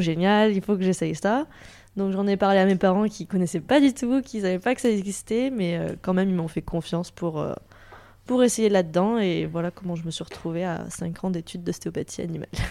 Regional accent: Toulouse, Occitania, France; je viens de Toulouse

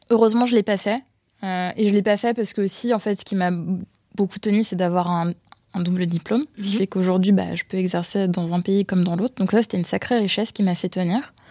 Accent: France; Moi, quand je suis arrivée de France, euh, premier cours, on me demande mon opinion, j'étais mortifiée.

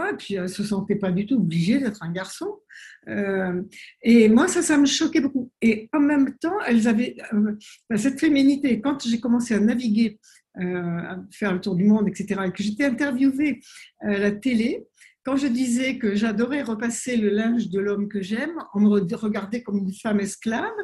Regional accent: French Polynesia; also born or lived in France; c'est ma mère qui est née en Polynésie et j'y ai grandi, mais je suis née en France pendant la guerre.

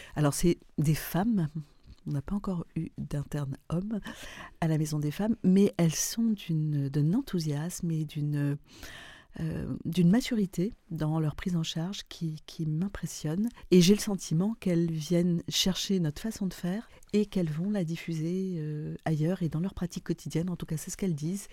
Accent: Lebanon; moved away as an adult; also born or lived in Paris; now in France; je suis libanaise.

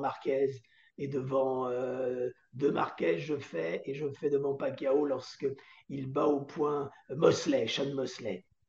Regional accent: Antony, Île-de-France, France; je viens d'Antony et j'allais voir le Parc des Princes depuis l'âge de 10-12 ans

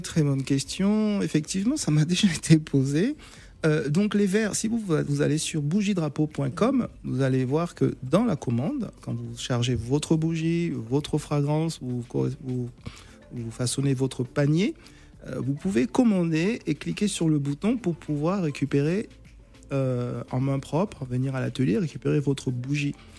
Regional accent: Gabon; je suis, je suis originaire du Gabon

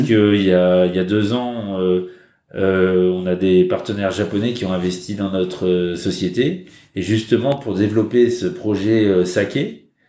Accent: France; now in China; en tant que Français

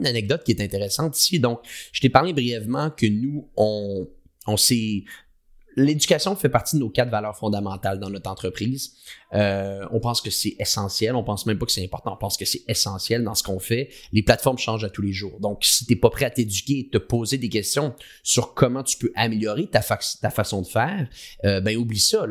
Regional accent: Quebec, Canada; accent: québécois; now in Montreal, Canada; J'ai un accent québécois. Moi, je suis basé au Canada, à Montréal.

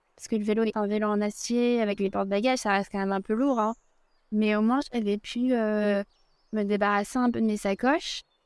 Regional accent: Alsace, Grand Est, France; moved away as an adult; also born or lived in Brittany / Zurich, Switzerland; now in Lausanne, Switzerland; J'ai grandi en Alsace

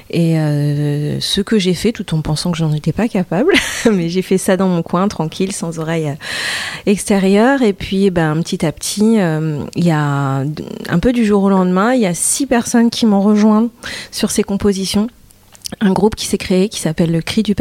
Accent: Douai, Hauts-de-France, France; du côté de, euh, de Douai, euh, ouais, entre Douai et Arleux. Donc on peut dire l'Arlesie ou le Douaisie

